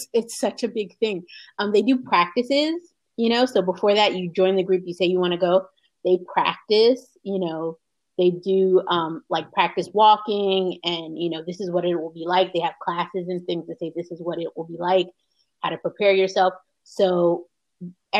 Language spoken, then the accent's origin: English; United States; also born or lived in Dammam, Saudi Arabia / Khobar, Saudi Arabia; in Philadelphia, there's a Muslim community, a Black American Muslim community is very large and very very old. And one of the things that makes it unique is that although we're American